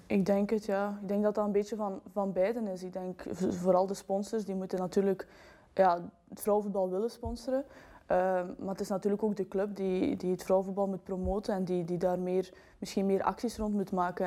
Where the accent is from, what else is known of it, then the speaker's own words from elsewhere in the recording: Belgium; wij zijn Belgen